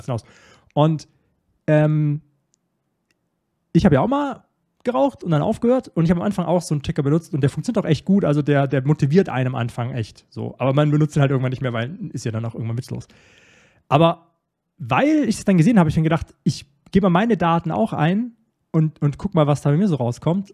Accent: Starnberg, Bavaria, Germany; ich wurde in einem noblen Vorort von München. in Starnberg, wo ich, wo ich groß geworden bin.

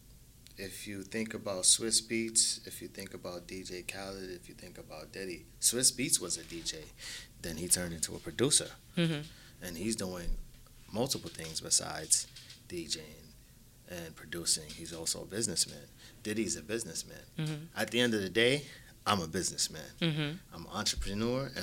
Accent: New York City, New York, United States; now in Queens, United States; I'm from Brooklyn

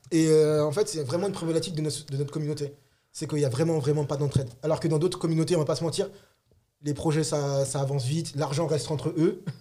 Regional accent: Republic of the Congo; moi par exemple, je suis Congo, Congo Brazza

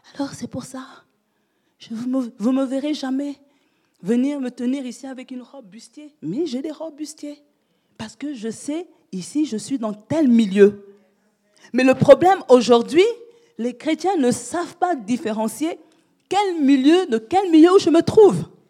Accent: France; j'ai passé mon enfance en France

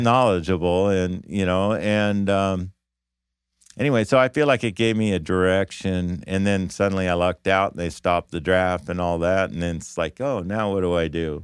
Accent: Davis, California, United States; I grew up in Davis

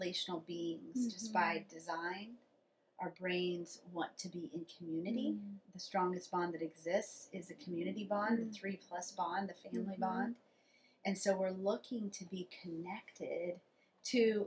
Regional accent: Kansas, United States; the church I grew up in Kansas, was named Immanuel

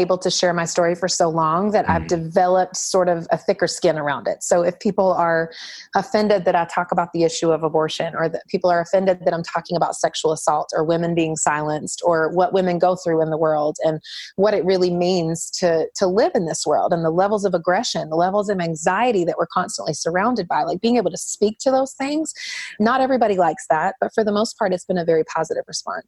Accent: North Carolina, United States; I was raised in the Southeast in North Carolina

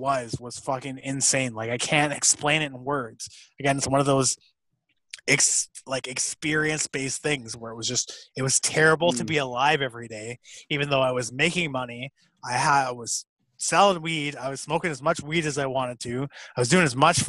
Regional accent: Toronto, Ontario, Canada; moved away; also born or lived in Fort McMurray; I was born in Scarborough, dog. I'm from the ends, dog

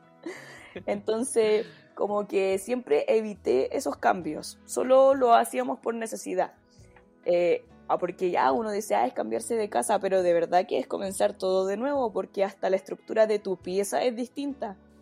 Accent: Santiago, Santiago Metropolitan Region, Chile; also born or lived in southern Chile; uno como santiaguina o como una persona acostumbrada a la ciudad

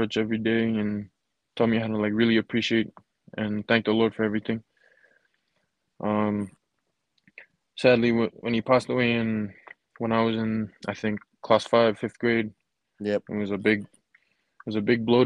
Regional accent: Fiji; born or raised there; moved away as an adult; now in Utah, United States

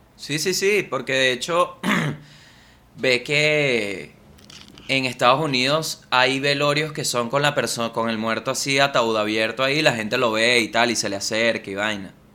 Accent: Venezuela; moved away; Yo siento que Venezuela, desde que me fui

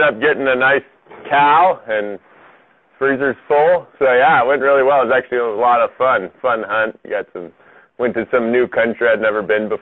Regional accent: North Idaho, United States; moved away as an adult; also born or lived in Illinois / Russia / Virginia; grew up for the most part on a farm up in North Idaho. And I was actually born in Illinois

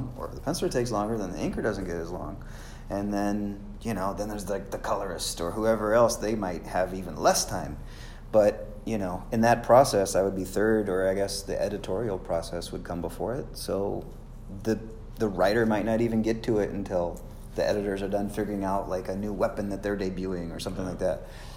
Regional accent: Houston, Texas, United States; my hometown

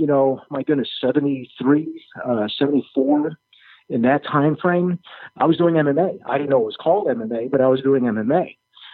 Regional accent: Chicago, Illinois, United States; moved away; I grew up in Chicago

